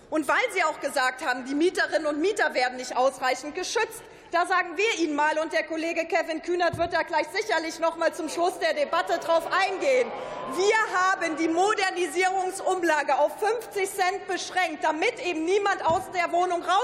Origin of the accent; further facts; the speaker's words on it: Trier, Rhineland-Palatinate, Germany; Ich komme zum Beispiel aus Trier. Wir haben dort sehr vorbildliche Stadtwerke.